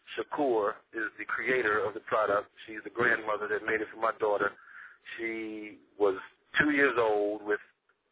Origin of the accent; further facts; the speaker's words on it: Houston, Texas, United States; I'm from Houston, Texas